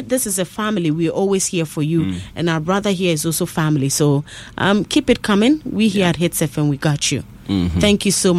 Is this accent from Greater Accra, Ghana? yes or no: no; Upper East, Ghana; I'm also from Upper East, so I could tell from the sound of my name.